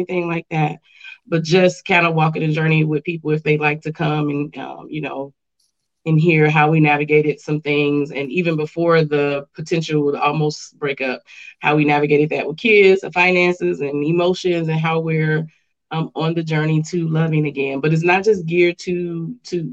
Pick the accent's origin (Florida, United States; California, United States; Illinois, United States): Illinois, United States; Chicago; now in Grand Rapids, United States; I'm from Chicago, originally from the West Side.